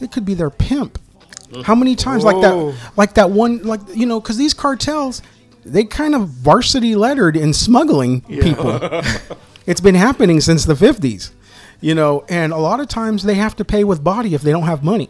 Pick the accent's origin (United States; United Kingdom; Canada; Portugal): United States; I'm Hispanic, but I'm also a third generation American